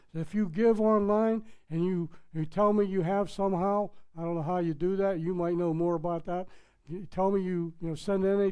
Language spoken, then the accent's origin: English; Pittsburgh, Pennsylvania, United States; accent: Pittsburgh; moved away as an adult; I'm from Pittsburgh, Pennsylvania. We have our slang. I tried to take it all out, but it's impossible. I spent 40-some years in Pittsburgh, you know. So that accent is in there.